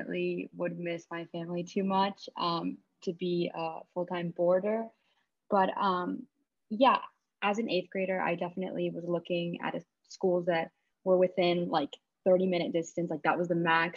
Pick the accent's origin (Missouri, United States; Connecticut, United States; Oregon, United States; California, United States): Connecticut, United States; West Hartford; I'm from West Hartford, Connecticut.